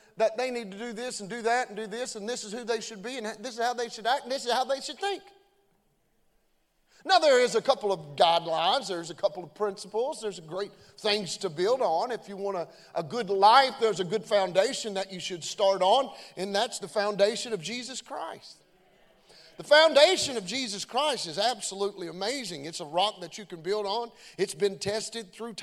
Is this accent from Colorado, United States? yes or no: no; Beaver Dam, Kentucky, United States; I'm just from Beaver Dam, Kentucky. Grew up in a little old small town.